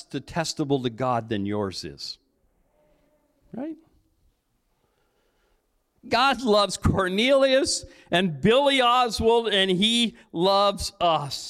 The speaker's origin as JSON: {"language": "English", "town": "Cambridge", "region": "Ontario", "country": "Canada", "tie": "born or raised there", "lives_now": "Strathroy, Canada", "said": "When I was a kid growing up in Cambridge, I grew up in Cambridge"}